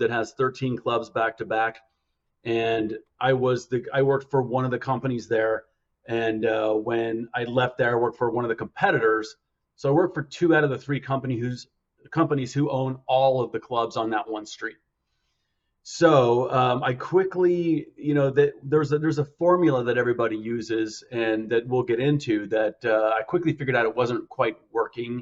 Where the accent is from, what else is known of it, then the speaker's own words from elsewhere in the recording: Park City, Utah, United States; moved away; also born or lived in Scottsdale, Arizona; I grew up in Park City, Utah.